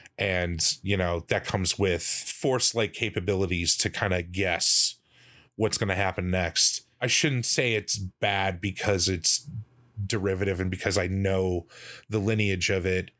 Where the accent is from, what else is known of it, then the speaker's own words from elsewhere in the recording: United States; I'm American